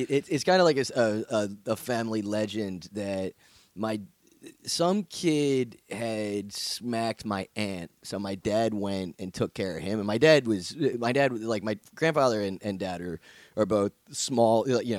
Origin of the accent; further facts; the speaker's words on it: New Jersey, United States; I grew up in Jersey